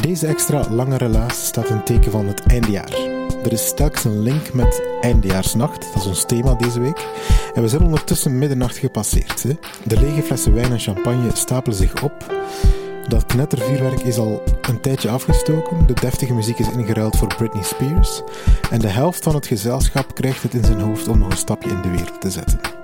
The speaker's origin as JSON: {"language": "Dutch", "region": "Flanders", "country": "Belgium", "said": "hier bij ons in Vlaanderen"}